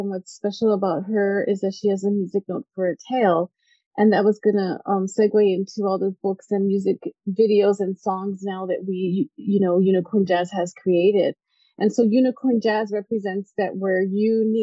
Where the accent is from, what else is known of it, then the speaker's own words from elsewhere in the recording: El Paso, Texas, United States; I grew up in El Paso, Texas